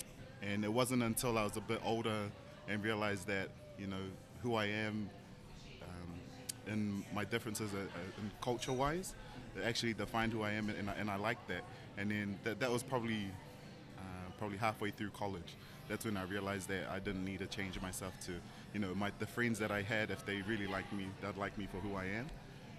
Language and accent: English; New Zealand; also born or lived in Tonga; I was born in New Zealand and raised in Tonga. I left New Zealand when I was 4 months, and I was raised in Tonga until I was 6. And I came back to New Zealand and had my 7th birthday here. And I've been here ever since.